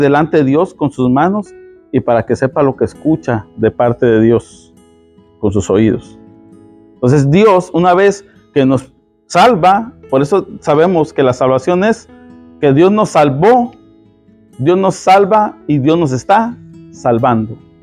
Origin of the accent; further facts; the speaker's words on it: Mexico; soy mexicano y hablo rápido